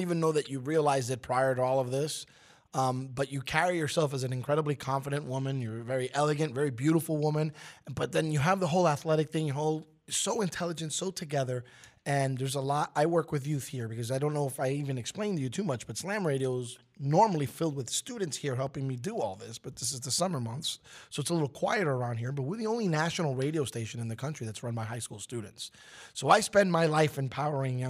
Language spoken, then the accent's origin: English; New York City, New York, United States; having been born and raised in Brooklyn, New York, I was a Knicks fan